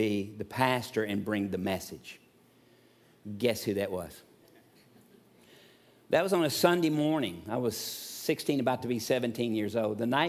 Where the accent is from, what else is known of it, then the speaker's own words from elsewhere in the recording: the South, United States; Growing up in the South, my parents were Methodists